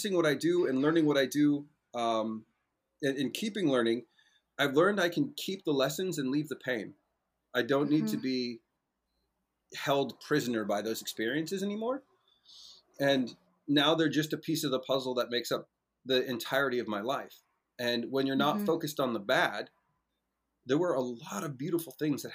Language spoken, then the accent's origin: English; Moss Beach, California, United States; for the first decade and change of my life, I got to grow up in an amazing place called Moss Beach. It's near a town called Half Moon Bay outside of San Francisco.